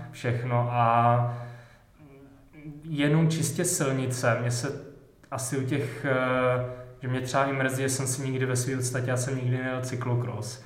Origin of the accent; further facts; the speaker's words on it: Vysočina Region, Czechia; já jsem z Vysočiny